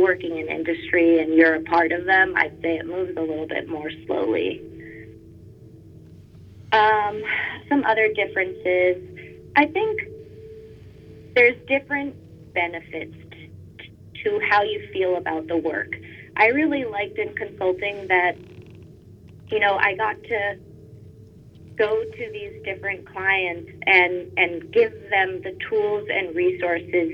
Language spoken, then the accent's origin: English; Boston, Massachusetts, United States; moved away as an adult; now in Los Angeles, United States; I grew up in the Boston area, but had a lot of family on the West Coast.